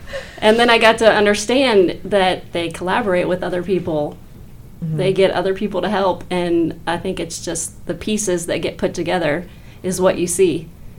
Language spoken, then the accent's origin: English; Harrisburg, Missouri, United States; So I am originally from Harrisburg. I've been at Harrisburg my whole life